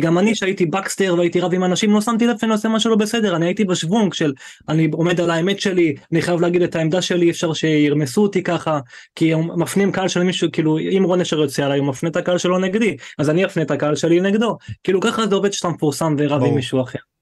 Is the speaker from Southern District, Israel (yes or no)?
yes; Eilat, Southern District, Israel; moved away as an adult; also born or lived in Ofakim; אני מאילת, כאילו, אני בן עשרים ושמונה